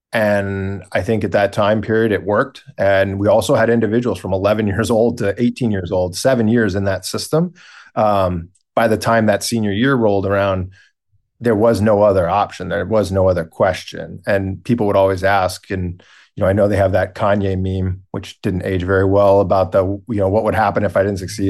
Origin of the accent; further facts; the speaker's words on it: Boston, Massachusetts, United States; We are located in Boston, Massachusetts, so where I was born and raised